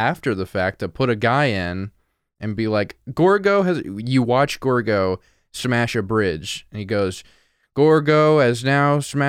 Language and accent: English; Montana, United States; I'm from Montana.